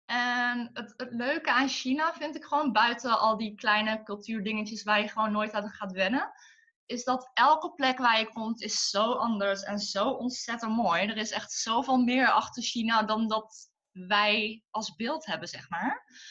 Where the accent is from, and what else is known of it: Tilburg, North Brabant, Netherlands; born or raised there; moved away as an adult; also born or lived in Den Bosch